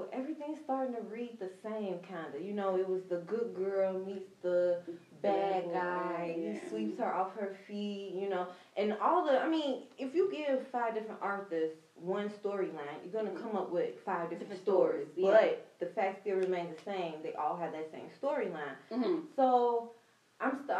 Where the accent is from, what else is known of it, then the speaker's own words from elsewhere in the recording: Chicago, Illinois, United States; now in Houston, United States; And I'm originally from Chicago, Illinois. I grew up on the south side of Chicago.